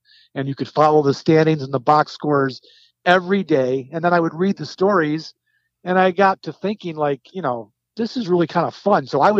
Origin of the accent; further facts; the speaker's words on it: Syracuse, New York, United States; moved away as an adult; also born or lived in Buffalo, New York / Marcellus, New York; But I actually grew up in Syracuse from kindergarten through 12th grade. Grew up in the city and then lived in a small town called Marcellus and went to Bishop Ludden High School.